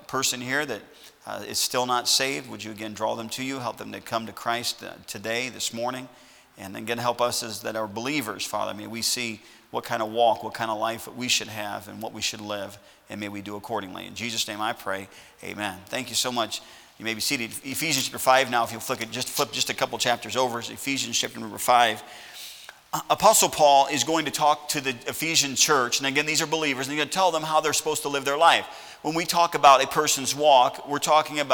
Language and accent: English; Sauk Village, Illinois, United States; now in Lawrence, Kansas, United States; I'm from Sauk Village, Illinois. I grew up in that town, 30 miles south of Chicago